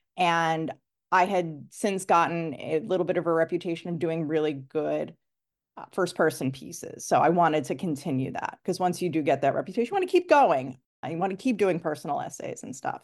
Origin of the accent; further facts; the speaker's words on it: New York City, New York, United States; moved away as an adult; also born or lived in Chattanooga, Tennessee; now in Los Angeles, United States; I grew up in New York